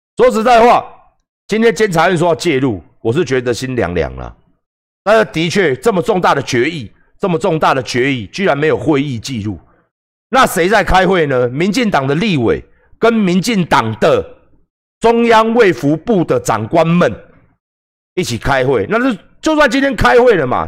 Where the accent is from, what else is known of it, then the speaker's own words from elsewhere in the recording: Taiwan; 因为我们台湾人不守规矩